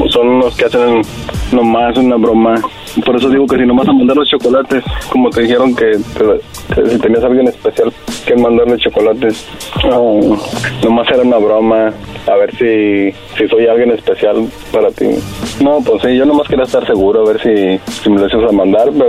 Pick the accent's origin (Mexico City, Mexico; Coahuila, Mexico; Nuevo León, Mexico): Coahuila, Mexico; Torreón; moved away; y yo soy de Torreón.